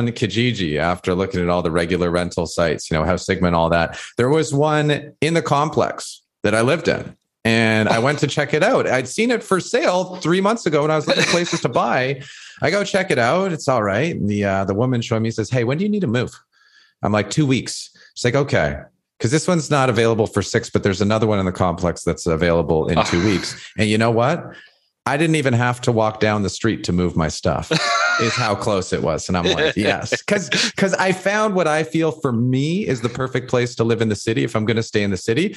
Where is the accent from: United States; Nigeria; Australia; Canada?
Canada; Toronto, Ontario; I grew up in High Park. That's where I was born and raised.